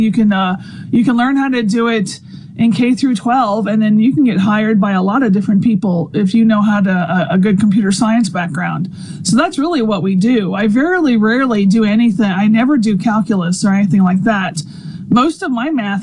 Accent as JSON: {"language": "English", "region": "Louisiana", "country": "United States", "tie": "born or raised there", "also_born_or_lived": "Arizona", "moved": "as an adult", "lives_now": "Mississippi, United States", "said": "I'm from Louisiana"}